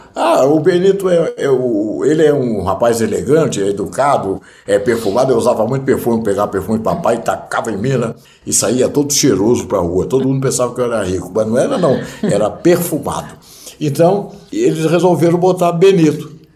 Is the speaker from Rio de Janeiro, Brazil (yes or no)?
yes; Nova Friburgo, Rio de Janeiro, Brazil; moved away; na minha terra, em Nova Friburgo